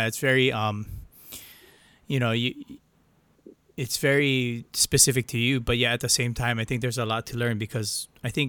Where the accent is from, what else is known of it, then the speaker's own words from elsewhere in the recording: Hilo, Hawaii, United States; I'm from Hilo, I'm born and raised local